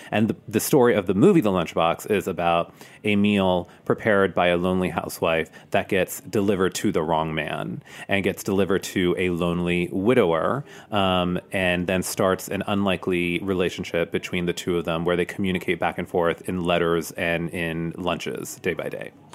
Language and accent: English; Harrisburg, Pennsylvania, United States; I grew up outside of Harrisburg, Pennsylvania